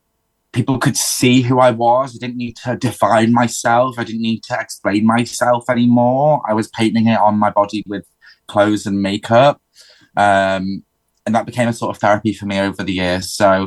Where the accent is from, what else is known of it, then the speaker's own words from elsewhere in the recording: Lancashire, North West England, United Kingdom; So I grew up in the Northwest in Lancashire in basically the middle of nowhere. There was lots of fields, fascists and me being very fabulous.